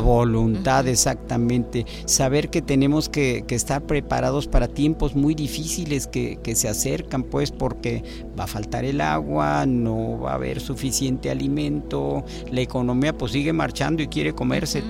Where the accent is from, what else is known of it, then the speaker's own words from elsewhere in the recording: Mexico; also born or lived in Veracruz; como nacionales, como mexicanos